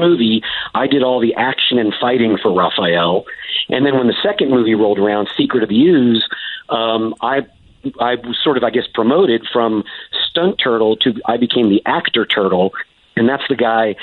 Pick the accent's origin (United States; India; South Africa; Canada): United States; North Carolina; also born or lived in Los Angeles; now in Fort Worth, United States; they shot the movies in North Carolina, and that's where I grew up